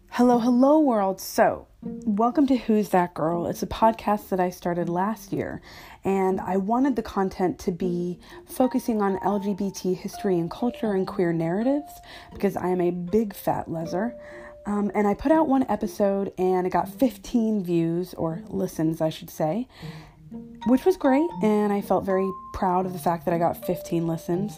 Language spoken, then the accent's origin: English; United States; now in London, United Kingdom; I am an American living in London